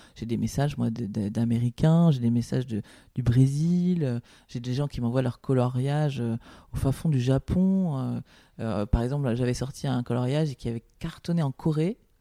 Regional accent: Paris, Île-de-France, France; je suis parisienne, je suis née à Paris, euh, je, je ne connais que Paris

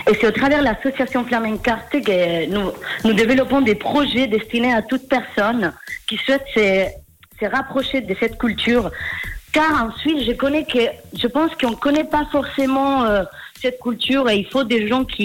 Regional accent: Spain; French is a second language; now in Geneva, Switzerland; Je suis espagnole. Ça fait cinq ans que j'habite à Genève.

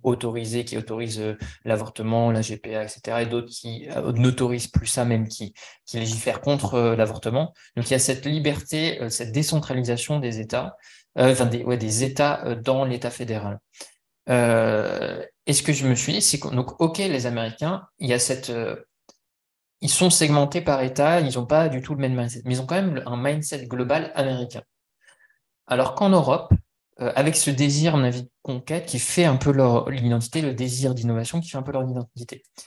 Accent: France; moi, en tant que Français

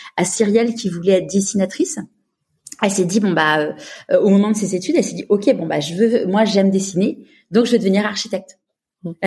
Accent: Neuilly-sur-Seine, Île-de-France, France; j'ai grandi à Neuilly

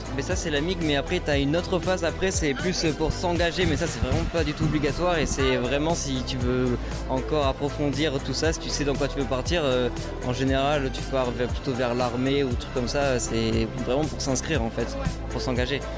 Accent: Bordeaux, Nouvelle-Aquitaine, France; je viens pas du tout d'ici. Hein. je suis sur agent du coup là aujourd'hui et je viens de Bordeaux

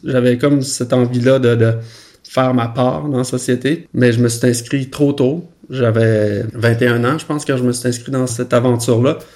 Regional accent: Roberval, Quebec, Canada; moved away; je suis né au Saguenay-Lac-Saint-Jean, euh, petite ville qui s'appelle Robertval

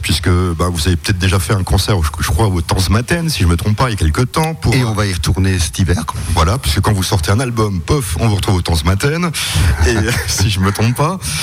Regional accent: Strasbourg, Grand Est, France

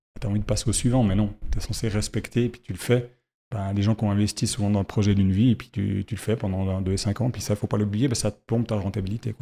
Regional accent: Fribourg, Switzerland; je suis fribourgeois

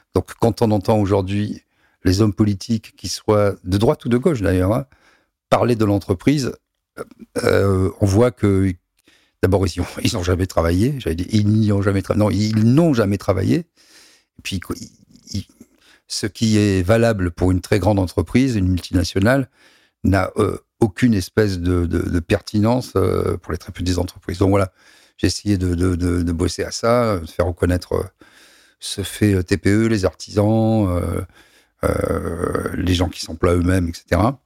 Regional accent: Toulon, Provence-Alpes-Côte d'Azur, France; je suis né à Toulon

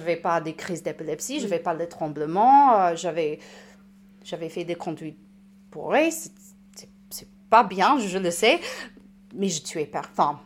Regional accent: United States; French is a second language; moved away as an adult; now in Saint-Étienne, France; je suis américaine

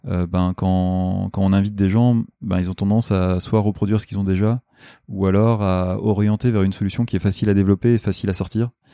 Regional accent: Nord, Hauts-de-France, France; moved away as an adult; also born or lived in Lille; now in Paris, France; je suis du, je suis du Nord

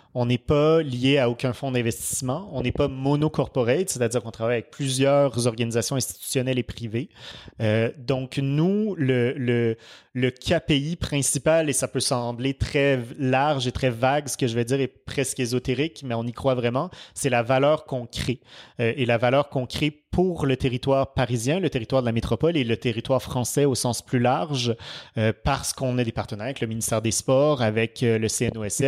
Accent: Quebec, Canada; now in France; je suis canadien

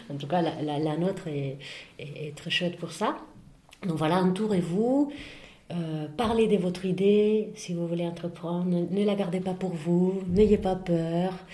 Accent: Spain; now in France; Euh, j'ai vécu plus ici que chez moi, finalement, enfin, que, que chez moi en Espagne.

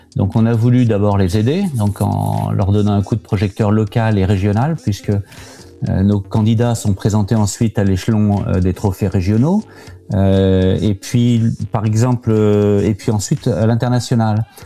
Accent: Normandy, France; moved away as an adult; also born or lived in Paris / Shanghai; now in Hong Kong; j'ai passé mon enfance en Normandie

